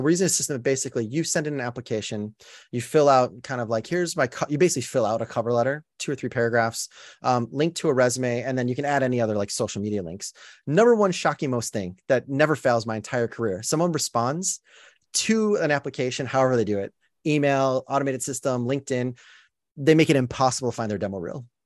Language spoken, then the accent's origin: English; Chicago, Illinois, United States; moved away as an adult; now in Los Angeles, United States; I grew up in Chicago when the Bulls won.